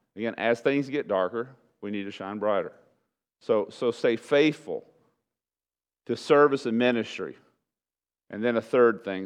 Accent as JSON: {"language": "English", "region": "East Texas", "country": "United States", "tie": "born or raised there", "also_born_or_lived": "Webb County, Texas", "moved": "as an adult", "said": "we were raised in East Texas with trees and woods and rain"}